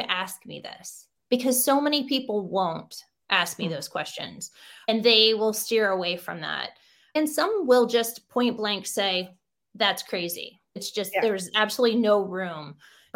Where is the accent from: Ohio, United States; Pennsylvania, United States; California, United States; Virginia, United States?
Ohio, United States; Defiance; I grew up in Defiance, Ohio with very grounded family.